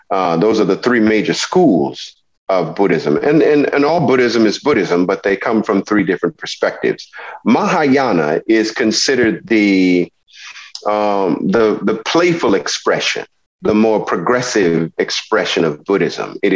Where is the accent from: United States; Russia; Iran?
United States; the South; because I am an American um, I recognize my experiences with religion, my experiences in culture, my experiences as an African American originating from the South